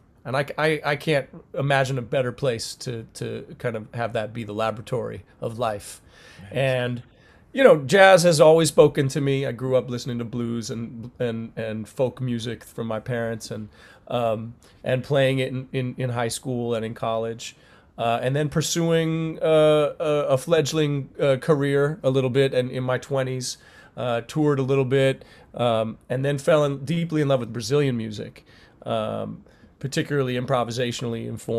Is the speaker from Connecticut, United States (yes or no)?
no; Rochester, New York, United States; those are the schools that look like where I grew up in Rochester, New York, in the city.